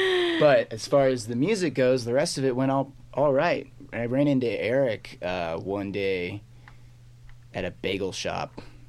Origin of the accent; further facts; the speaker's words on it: Memphis, Tennessee, United States; Memphis, Tennessee.